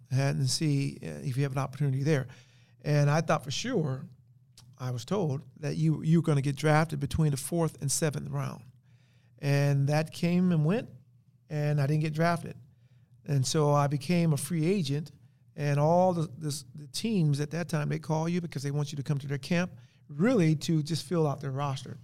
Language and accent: English; Compton, California, United States; growing up in Compton.